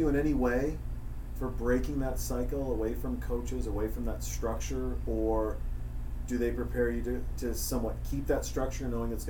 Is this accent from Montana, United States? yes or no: yes; Montana, United States; I'm from Montana.